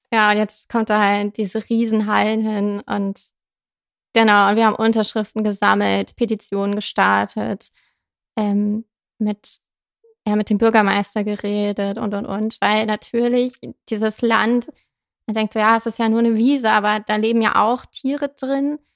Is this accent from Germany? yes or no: yes; Zetel, Lower Saxony, Germany; moved away as an adult; also born or lived in Hannover; now in Osnabrück, Germany; ich komme gebürtig aus Zetel, bin da aufgewachsen